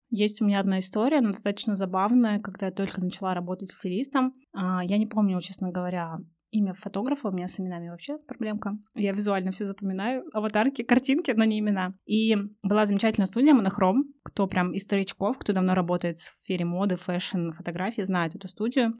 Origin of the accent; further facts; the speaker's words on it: Russia; всем с радостью говорю, что я из России